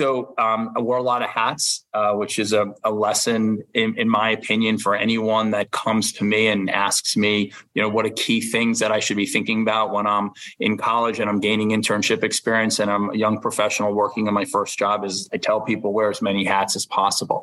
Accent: Long Island, New York, United States; I grew up in Long Island

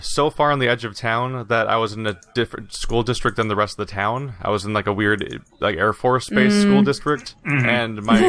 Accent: United States; we're American

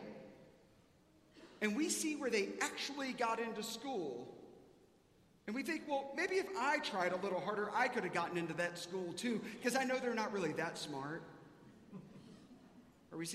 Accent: South Carolina, United States; now in Dallas, United States; I grew up in South Carolina.

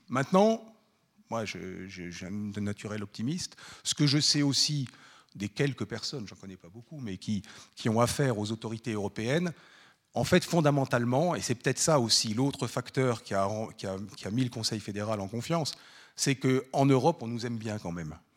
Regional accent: France; moved away as an adult; now in Switzerland; Moi, je suis français d'origine

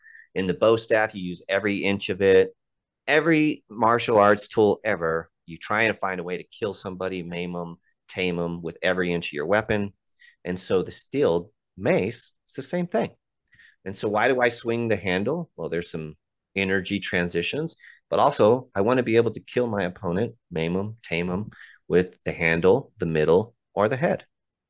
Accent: United States; I'm not taking my American ass up there to show them that their tradition is this.

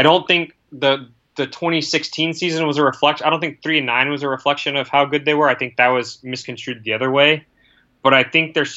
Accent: the South, United States; moved away; I grew up in the South.

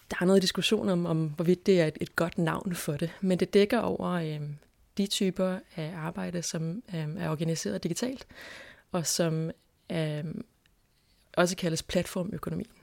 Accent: Indonesia; Jamen, jeg er vokset op i Indonesien gennem 90'erne.

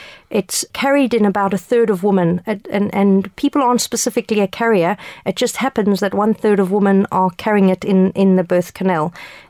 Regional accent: South Africa; moved away; I immigrated here from South Africa many years ago

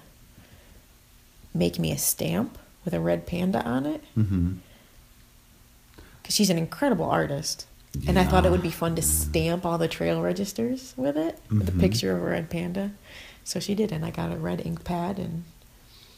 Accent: Goshen, Connecticut, United States; also born or lived in Seoul, South Korea; my hometown

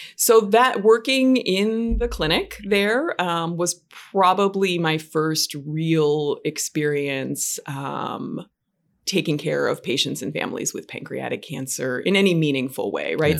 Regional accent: Western Pennsylvania, United States; also born or lived in Michigan; now in New York, United States

